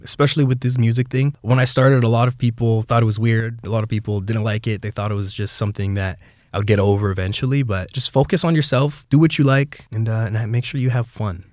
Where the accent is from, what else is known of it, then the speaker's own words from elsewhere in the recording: Brampton, Ontario, Canada; I'm born and raised in Brampton, Ontario.